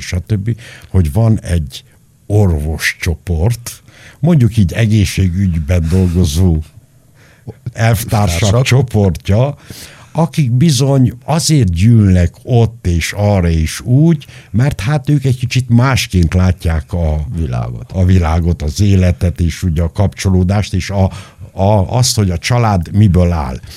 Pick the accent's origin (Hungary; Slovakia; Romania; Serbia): Romania; Nagyzerind, Arad County; moved away; also born or lived in Chișineu-Criș; Nagy Zerinden, ahol én születtem, pontosabban szóval Kisenőbe születtem, a kórházba, de Nagy éltem 12 éven át